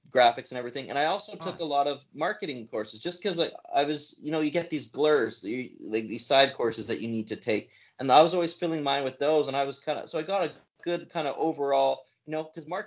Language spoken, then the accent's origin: English; Alberta, Canada; You know, so I was yeah, growing up in Alberta. Alberta's the, the wild west of Canada.